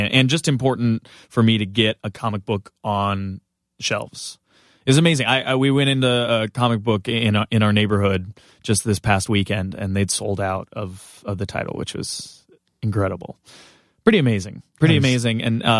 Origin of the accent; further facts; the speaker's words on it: Big Bear City, California, United States; Like I was age 6 to about age 16, grew up in Big Bear City, California